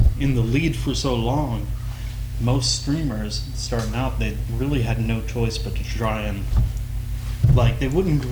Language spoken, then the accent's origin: English; Texas, United States; born and raised in Texas